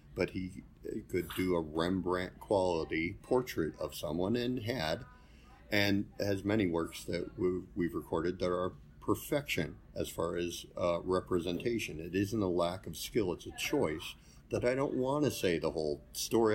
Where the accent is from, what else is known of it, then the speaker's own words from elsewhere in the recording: Hinckley, Ohio, United States; I grew up in Hinckley and went to Brunswick School